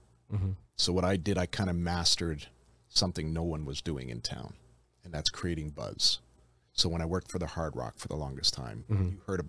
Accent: Toronto, Ontario, Canada; moved away as an adult; now in Las Vegas, United States; So I'm from Canada originally. I'm from Toronto.

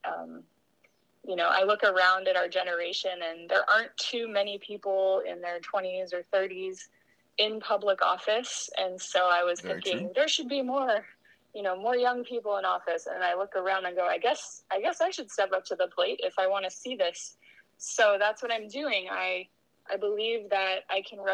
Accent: Lahaina, Hawaii, United States; also born or lived in California; I am from Lahaina, West Maui, born and raised on the west side.

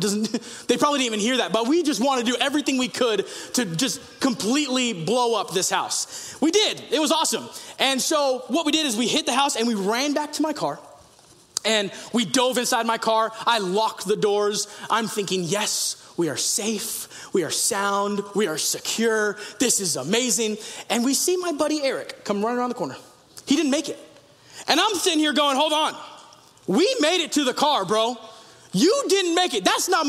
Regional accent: Sacramento, California, United States; also born or lived in Yuba City; I was a teenager, and I grew up in Sacramento and also on Beale Air Force Base right there in Yuba City.

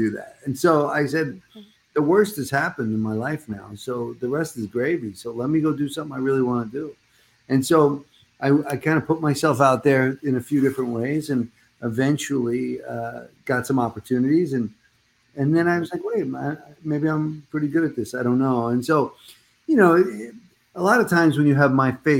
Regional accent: New Jersey, United States; moved away; also born or lived in Brooklyn, New York; I was born in Brooklyn, raised mostly in Jersey.

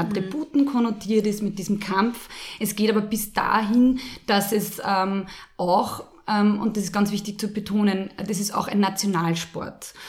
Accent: Lower Austria, Austria; ich bin im Fußballplatz aufgewachsen, mhm. damals noch am Land in Niederösterreich

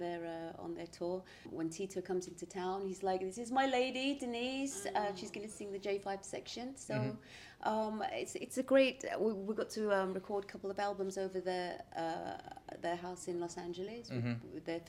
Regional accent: United Kingdom; five black kids from the UK, teenagers still in school

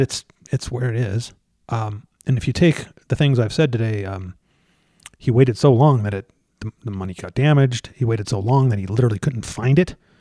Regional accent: Colorado, United States; I'm from Colorado

